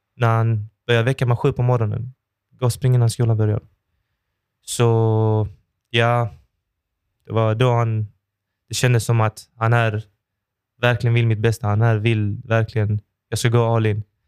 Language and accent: Swedish; Malmö, Skåne, Sweden; jag är ju född och uppvuxen i Oxie